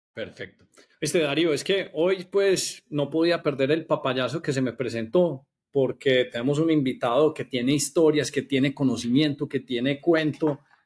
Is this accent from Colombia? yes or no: yes; Medellín, Antioquia, Colombia; todos los que somos de Medellín